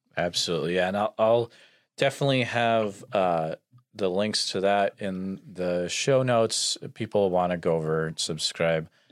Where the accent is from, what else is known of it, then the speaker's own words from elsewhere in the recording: Western Massachusetts, United States; I grew up in Western Mass